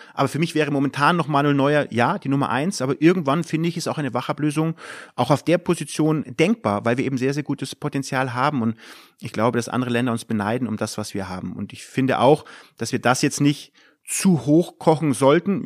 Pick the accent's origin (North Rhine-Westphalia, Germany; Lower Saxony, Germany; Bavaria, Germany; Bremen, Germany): Bavaria, Germany; Munich; moved away as an adult; now in Mönchengladbach, Germany; Ich bin in München groß geworden